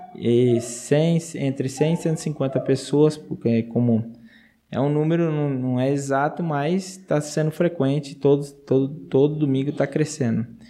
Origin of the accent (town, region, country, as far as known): Brazil; moved away as an adult; now in Argentina